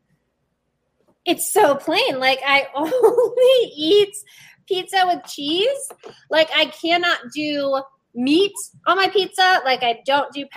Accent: East Coast, United States; now in Las Vegas, United States; I'm from the East Coast

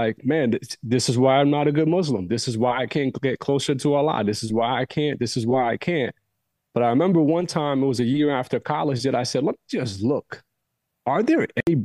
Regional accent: United States; Growing up in the States, different communities

